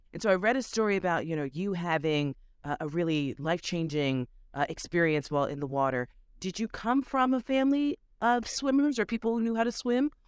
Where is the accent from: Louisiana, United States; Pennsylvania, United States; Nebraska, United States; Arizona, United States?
Pennsylvania, United States; Philadelphia; I grew up in yeah. Philly, so I grew up in the Randall Cunningham era